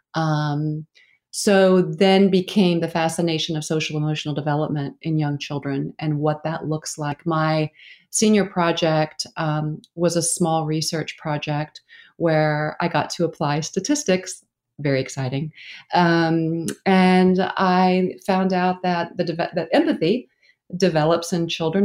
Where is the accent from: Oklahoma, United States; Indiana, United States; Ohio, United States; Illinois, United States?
Oklahoma, United States; moved away as an adult; also born or lived in New York; I grew up in Oklahoma